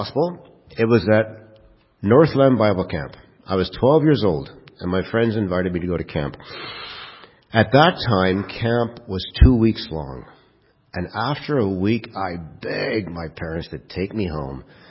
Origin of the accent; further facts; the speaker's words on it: Kirkland Lake, Ontario, Canada; I was raised in Kirkland Lake